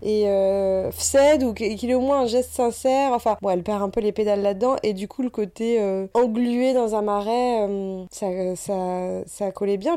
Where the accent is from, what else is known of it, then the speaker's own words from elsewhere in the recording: Normandy, France; là d'où on vient, parce qu'on vient de Normandie